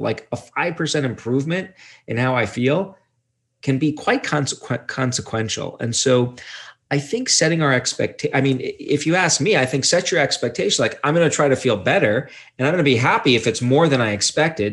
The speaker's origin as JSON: {"language": "English", "town": "Brooklyn", "region": "New York", "country": "United States", "said": "I'm from Brooklyn, New York"}